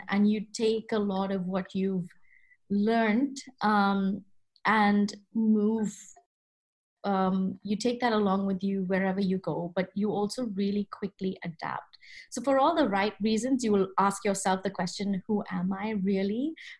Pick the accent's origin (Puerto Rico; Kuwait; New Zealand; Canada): Kuwait; also born or lived in India / Boston, United States; So as you know, I grew up in the Middle East, in Kuwait to be specific, but I'm of Indian origin.